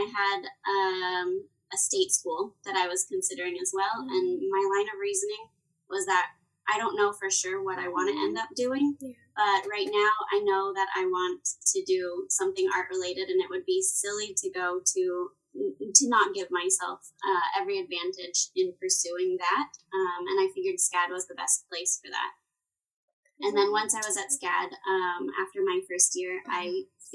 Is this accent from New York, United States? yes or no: no; Texas, United States; I was born and raised in Texas